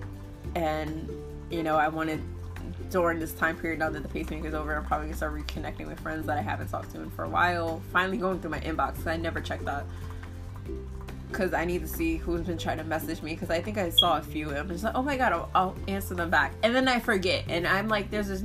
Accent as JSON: {"language": "English", "region": "New Jersey", "country": "United States", "said": "I'm from Jersey"}